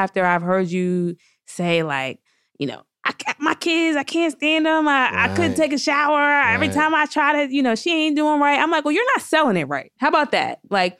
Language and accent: English; New Jersey, United States; also born or lived in New York City; I'm from Jersey.